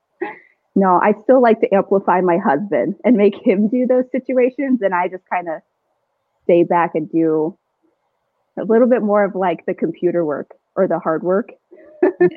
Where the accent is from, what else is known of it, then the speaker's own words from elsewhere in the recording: Chandler, Arizona, United States; also born or lived in Gilbert, Arizona; I'm an Arizona native. I grew up in Chandler, Gilbert